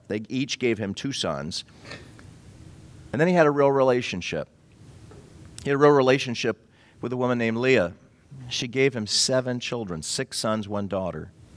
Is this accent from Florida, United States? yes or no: yes; Florida, United States; I'm from Florida